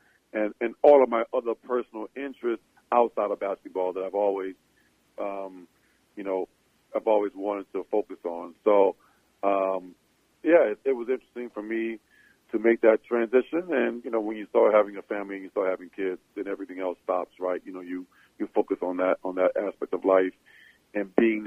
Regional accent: New Orleans, Louisiana, United States; growing up in New Orleans

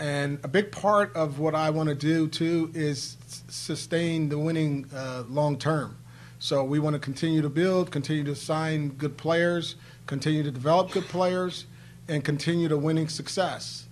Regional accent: Northeast, United States; I'm from the Northeast.

